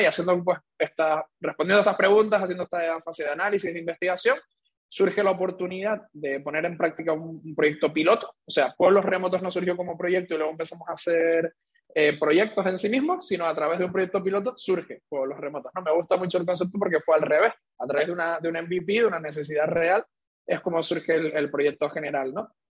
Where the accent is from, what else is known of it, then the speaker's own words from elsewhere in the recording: Canary Islands, Spain; siendo canario